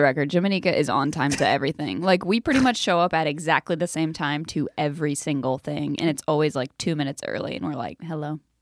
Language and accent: English; South Carolina, United States; I'm from South Carolina.